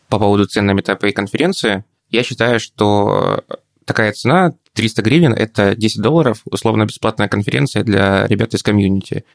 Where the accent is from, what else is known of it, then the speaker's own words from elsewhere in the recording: Poltava, Poltava Oblast, Ukraine; moved away as an adult; now in Kharkiv, Ukraine; Полтава мой родной город